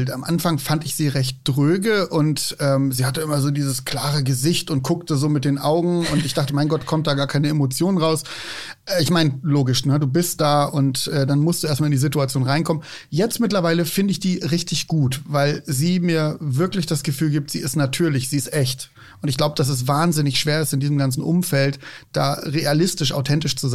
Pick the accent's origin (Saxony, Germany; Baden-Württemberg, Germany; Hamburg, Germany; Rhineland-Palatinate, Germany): Hamburg, Germany; now in Bavaria, Germany; Ich bin Hamburger, der jetzt seit zwölf Jahren in Bayern lebt.